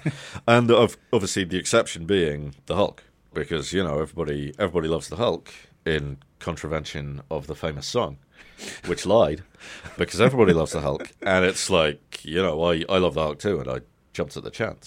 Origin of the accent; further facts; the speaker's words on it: United Kingdom; as a kid growing up in Britain